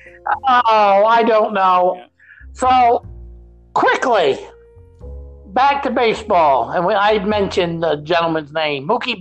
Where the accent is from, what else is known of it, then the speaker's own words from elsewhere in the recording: Maine, United States; I'm from Maine, born here in Maine.